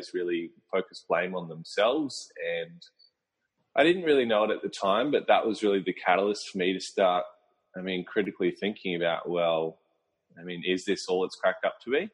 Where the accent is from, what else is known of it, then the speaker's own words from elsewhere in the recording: Brisbane, Queensland, Australia; I'm from Brisbane, Australia, so near the Gold Coast